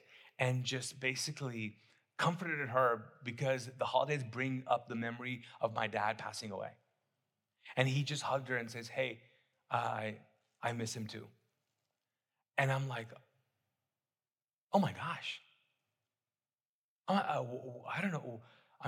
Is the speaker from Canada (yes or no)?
no; Kuwait; moved away as an adult; now in Charlotte, United States; I grew up in the Middle East, in Kuwait, came here when I was 19